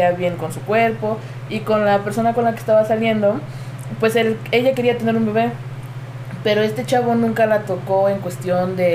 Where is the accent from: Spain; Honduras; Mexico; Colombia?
Mexico; Puebla; yo soy originario de Puebla. Este, tengo 25 años.